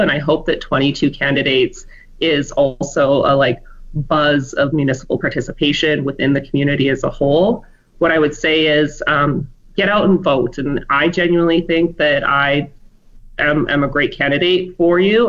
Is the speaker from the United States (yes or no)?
no; Medicine Hat, Alberta, Canada; now in Fort McMurray, Canada; I was born and raised in Alberta, but I spent the first 19 years of my life in Medicine Hat, and then I came to Fort McMurray when I was 20